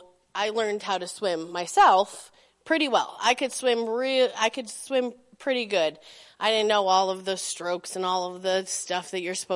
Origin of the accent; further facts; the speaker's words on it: Belden, Nebraska, United States; I grew up in Belden